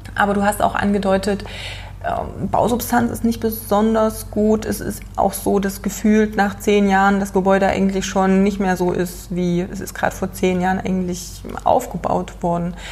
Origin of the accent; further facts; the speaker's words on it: Germany; als Deutscher